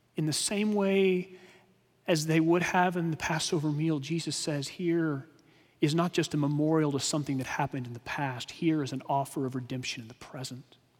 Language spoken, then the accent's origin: English; Texas, United States; we grew up in Texas